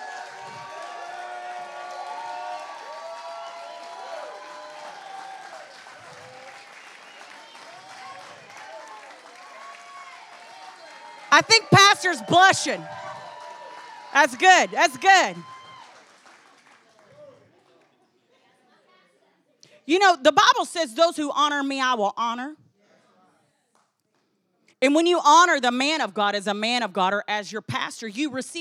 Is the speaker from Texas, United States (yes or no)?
yes; Texas, United States; I was from Texas